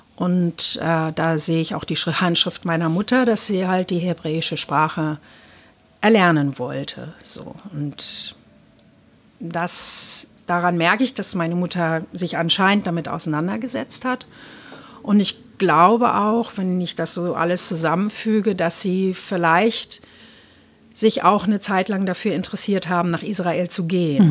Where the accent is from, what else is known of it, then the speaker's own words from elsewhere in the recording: East Germany, Germany; ich bin ja in der DDR geboren